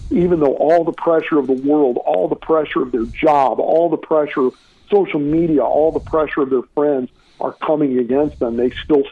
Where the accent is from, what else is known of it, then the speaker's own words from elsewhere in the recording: St. Louis, Missouri, United States; my hometown of St. Louis